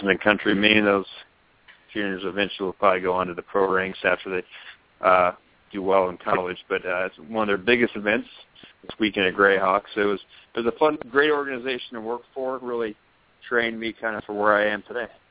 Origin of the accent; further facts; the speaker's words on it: San Francisco Bay Area, California, United States; now in Arizona, United States; I grew up in the San Francisco Bay Area, except in the East Bay side